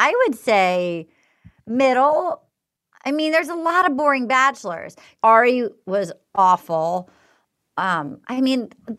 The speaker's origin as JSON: {"language": "English", "region": "New England", "country": "United States", "said": "I'm from New England. My family didn't discuss feelings much."}